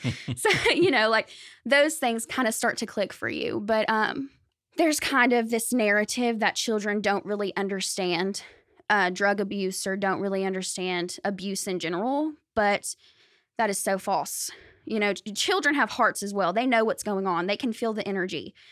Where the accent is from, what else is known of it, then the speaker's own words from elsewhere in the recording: Benton, Arkansas, United States; I was born in Benton, raised in Benton, Saline County